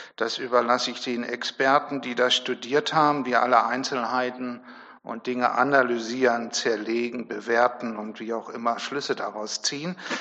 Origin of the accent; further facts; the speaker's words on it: Germany; Wir als Deutsche